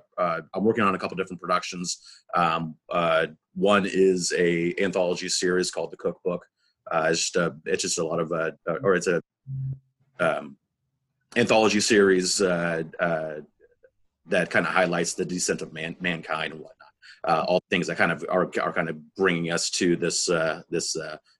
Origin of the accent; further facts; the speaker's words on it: Indianapolis, Indiana, United States; also born or lived in Orlando; I was born and raised here in Indianapolis.